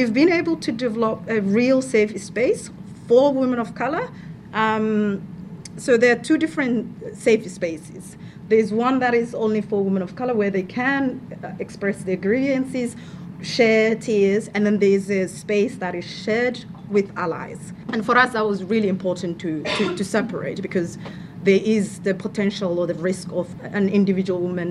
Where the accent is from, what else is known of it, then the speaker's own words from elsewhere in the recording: Somalia; moved away as an adult; now in Victoria, Australia; I am from Somalia. I've lived here for 10 years. Came here as an international student.